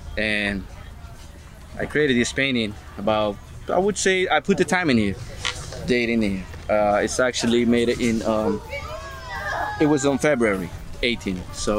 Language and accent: English; Highlands, New Jersey, United States; I'm from Highlands.